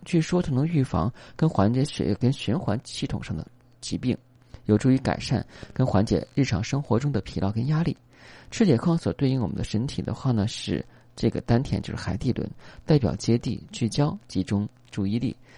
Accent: China; 我们中国人

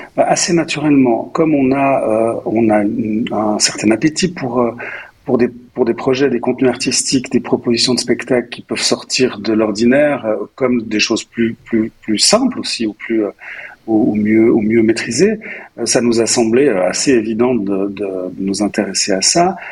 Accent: Nyon, Vaud, Switzerland; je suis, nyonnais, euh, je suis donc je suis né à Nyon

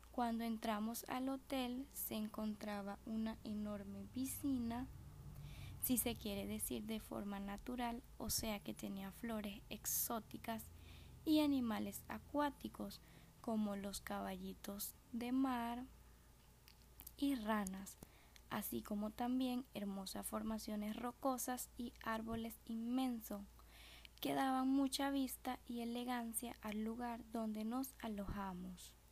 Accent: Venezuela; rodeado de tanta hermosura como lo es mi tierra Venezuel

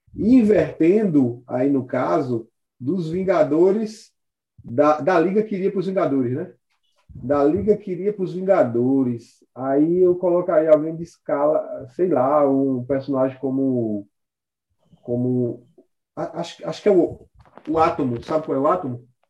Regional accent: Caruaru, Pernambuco, Brazil; aqui na cidade, eu sou de Caruaru

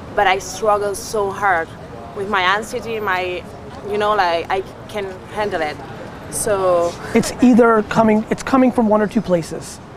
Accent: Barcelona, Catalonia, Spain; I'm from Barcelona

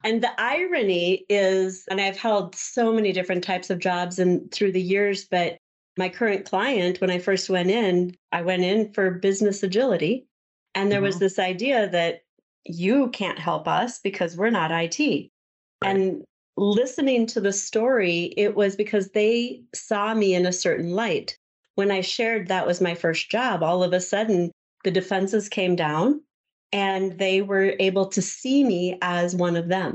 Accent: Southwest Minnesota, United States; also born or lived in California; I grew up in a small farming community in Southwest Minnesota. I was born in California, and my dad brought us here for his job

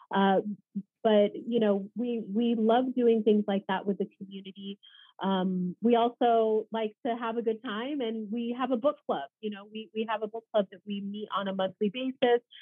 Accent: Los Angeles, California, United States; Los Angeles

